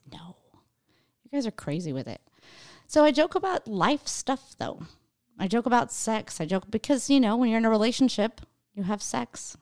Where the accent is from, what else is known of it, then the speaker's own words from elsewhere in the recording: Idaho, United States; now in California, United States; I'm from Idaho